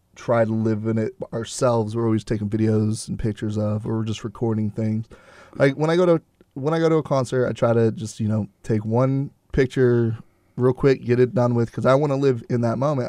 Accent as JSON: {"language": "English", "town": "Houston", "region": "Texas", "country": "United States", "said": "I'm from Houston"}